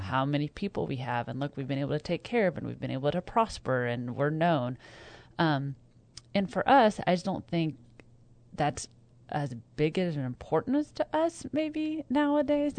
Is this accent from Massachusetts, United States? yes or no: no; Kansas, United States; now in North Texas, United States; I grew up in Kansas